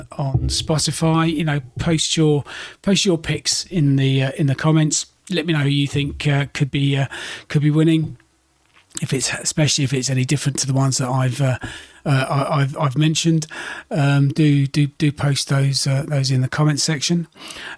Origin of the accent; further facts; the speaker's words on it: United Kingdom; being a Brit